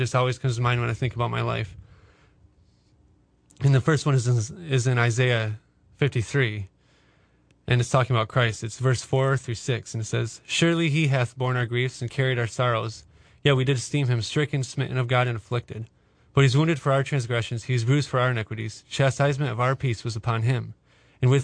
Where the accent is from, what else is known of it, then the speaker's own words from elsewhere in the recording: Cedar Springs, Michigan, United States; I grew up in Cedar Springs, Michigan, just north of Grand Rapids